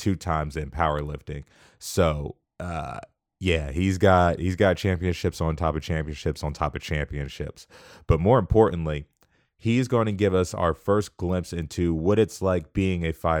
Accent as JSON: {"language": "English", "town": "Wichita", "region": "Kansas", "country": "United States", "said": "I'm from Wichita."}